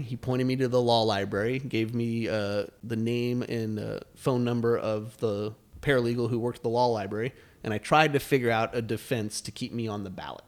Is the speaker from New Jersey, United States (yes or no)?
no; Flagstaff, Arizona, United States; I ran for city council when I was nineteen years old in my hometown of Flagstaff, Arizona.